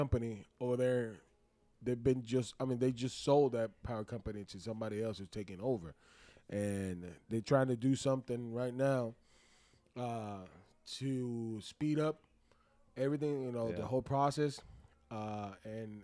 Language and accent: English; Puerto Rico; moved away as an adult; also born or lived in New York; now in United States; originally from New York, Puerto Rican, born and raised and raised in Puerto Rico